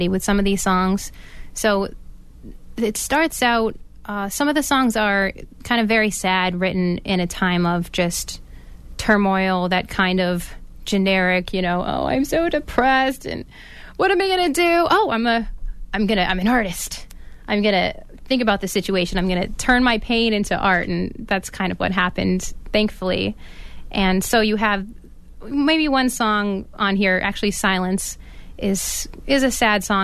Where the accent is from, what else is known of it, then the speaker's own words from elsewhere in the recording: Salem, Massachusetts, United States; I grew up in Salem, Massachusetts